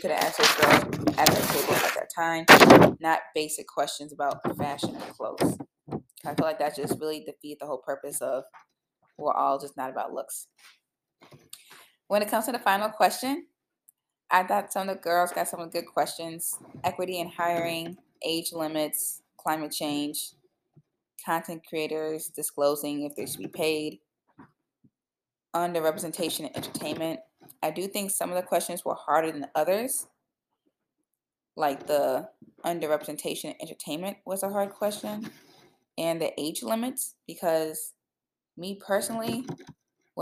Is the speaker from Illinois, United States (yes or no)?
yes; Illinois, United States; moved away; I'm from Illinois. You guys know that. I'm actually back in Illinois, surprisingly